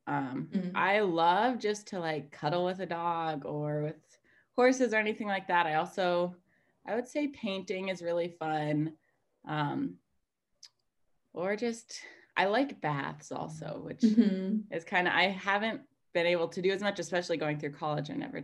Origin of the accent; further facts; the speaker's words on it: Montana, United States; I'm from Montana in the United States, and I kind of grew up more on a farm